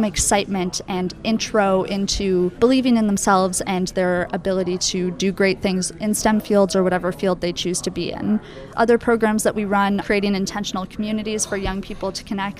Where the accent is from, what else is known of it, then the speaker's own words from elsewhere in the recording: Twin Cities, Minnesota, United States; I grew up in the Twin Cities in Minnesota